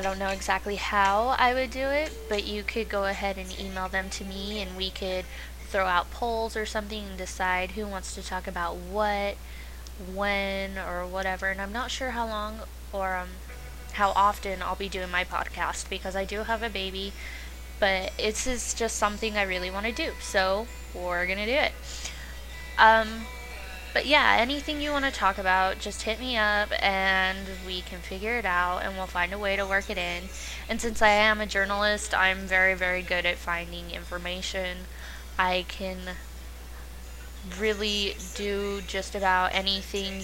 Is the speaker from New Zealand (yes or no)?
no; right outside of Zion, Utah, United States; I grew up right outside of Zion too